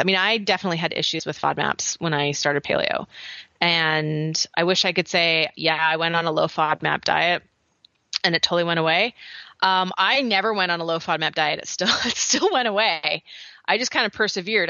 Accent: Canada; accent: Canadian; moved away as an adult; now in United States; my Canadian accent

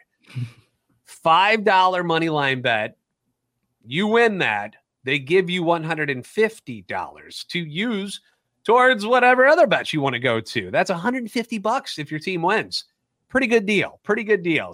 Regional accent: St. Louis, Missouri, United States; Born and raised in the Louvre, and a lifetime Cardinals fan

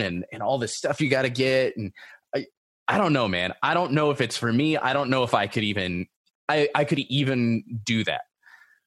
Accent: Long Beach, California, United States; also born or lived in Los Angeles, California; I'm from Southern California, you know, like I worked in LA and grew up in like Seal Beach, Long Beach my entire life.

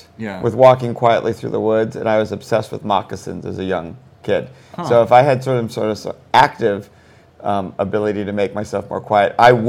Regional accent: Northeast, United States; I grew up in the Northeast.

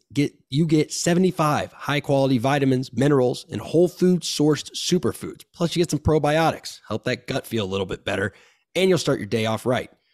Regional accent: Tallahassee, Florida, United States; I grew up in Tallahassee.

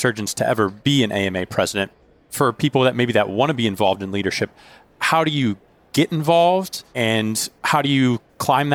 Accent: Pittsburgh, Pennsylvania, United States; I'm from Pittsburgh myself

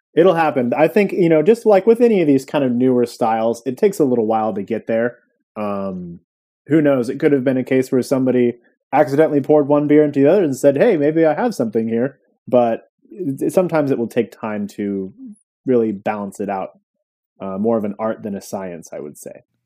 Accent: Santa Cruz, California, United States; my hometown of Santa Cruz

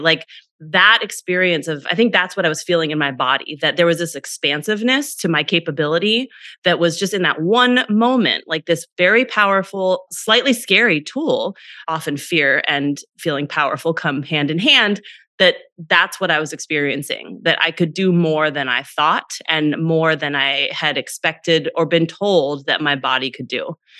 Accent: Northern California, United States; I grew up in Northern California in a pretty small town

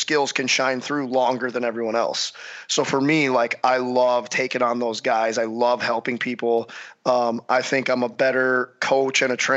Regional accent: St. Louis, Missouri, United States; growing up in St. Louis

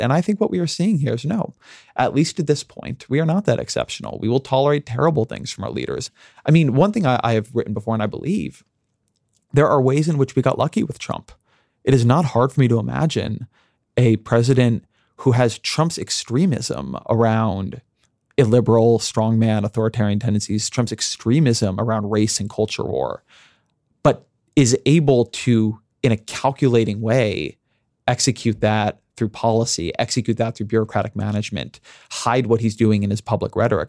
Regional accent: United States; I'm an American

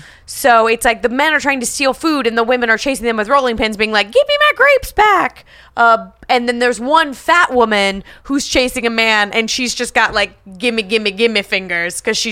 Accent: Los Angeles, California, United States; when I was a child growing up in Los Angeles

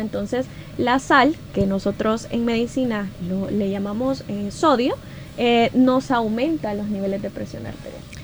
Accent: El Salvador

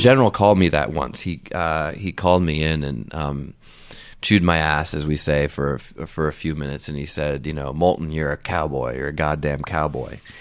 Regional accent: United States; as an American

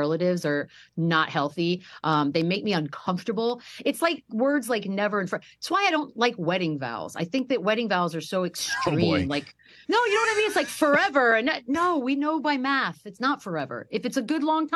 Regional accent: Texas, United States; I grew up in Texas

